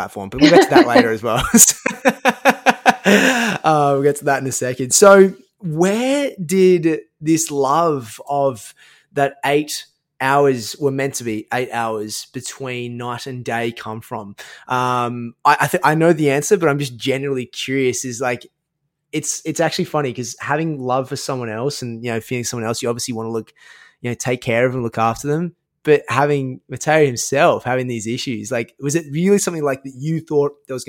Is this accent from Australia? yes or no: yes; Australia; moved away as an adult; now in United States; being an Australian myself